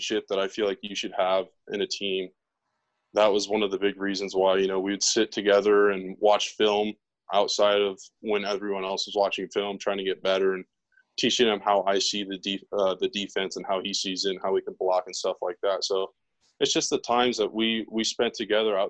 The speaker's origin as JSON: {"language": "English", "region": "Washington", "country": "United States", "also_born_or_lived": "Boise", "moved": "yes", "said": "I'm from Washington"}